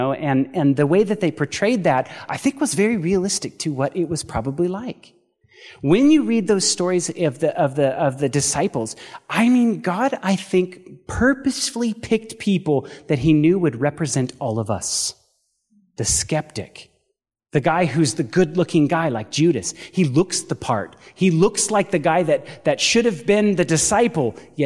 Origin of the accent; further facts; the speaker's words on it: Paradise, California, United States; moved away as an adult; now in Chattanooga, United States; Paradise, California, I don't know if you guys remember seeing in the news, that was actually my hometown